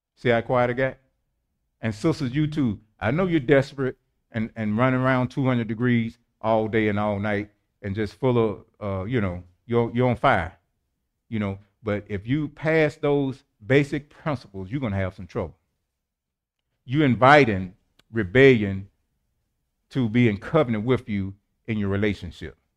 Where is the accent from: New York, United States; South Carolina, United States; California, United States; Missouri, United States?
Missouri, United States; St. Louis; I was born in Saint Louis, Missouri, the Show Me State, Homer G. Hospital